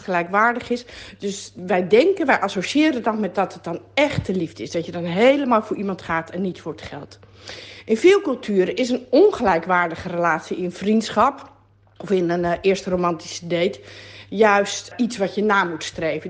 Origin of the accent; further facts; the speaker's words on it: Netherlands; wij Nederlanders